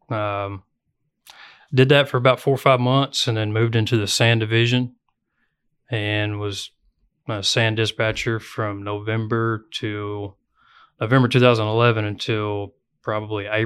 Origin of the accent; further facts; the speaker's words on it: Beebe, Arkansas, United States; So I'm from Beebe, Arkansas, which is kind of where Oakley started, you know, back in the 60s.